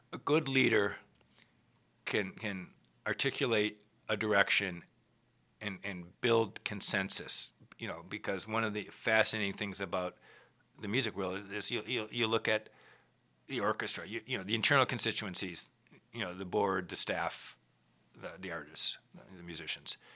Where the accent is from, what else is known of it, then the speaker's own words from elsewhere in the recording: Minneapolis, Minnesota, United States; moved away as an adult; also born or lived in Rochester, New York / Boston; I was born in Minneapolis to a father who played in the orchestra there for forty-three years